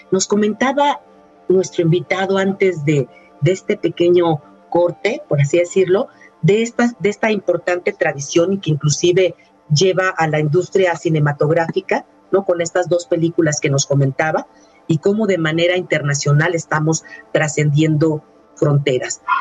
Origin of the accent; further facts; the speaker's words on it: Mexico; nos distingue como mexicanas y mexicanos